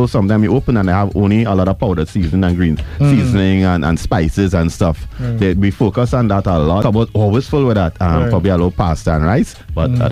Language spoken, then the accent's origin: English; Trinidad & Tobago; as a Trinidadian